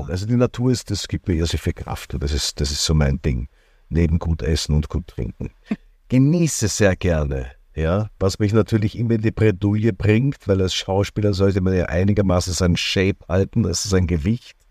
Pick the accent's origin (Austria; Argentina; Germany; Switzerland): Austria; Upper Austria; born there; ich bin in Oberösterreich geboren, bin eigentlich wirklich gebürtiger Salzkammergutler ja, und fühle mich auch hier wirklich beheimatet.